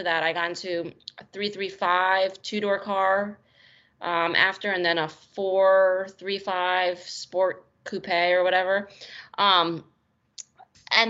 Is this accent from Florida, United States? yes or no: no; New Jersey, United States; I grew up in New Jersey